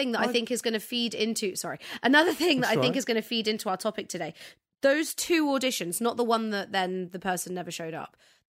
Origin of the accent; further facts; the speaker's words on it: Cyprus; I'm from Cyprus.